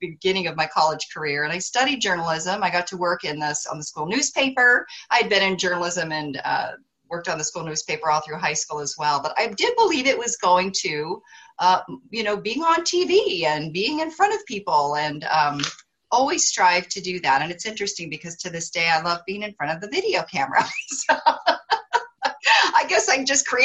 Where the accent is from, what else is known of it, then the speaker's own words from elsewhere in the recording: Missoula, Montana, United States; moved away as an adult; also born or lived in Austin, Texas; I grew up in Missoula, Montana, had barely left my region, you know, of the country